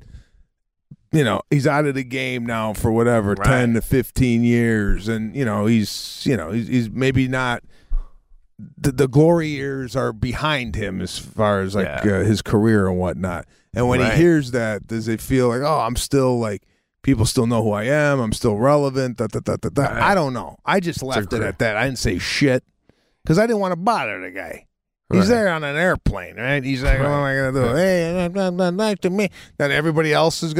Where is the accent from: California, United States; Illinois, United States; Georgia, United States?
Illinois, United States; Chicago; you're from Chicago, right? I said, yeah.